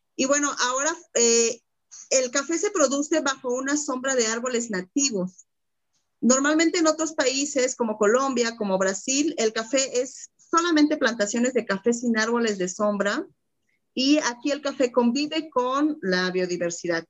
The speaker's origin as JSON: {"language": "Spanish", "country": "Mexico", "said": "como mexicanos, como mexicanas"}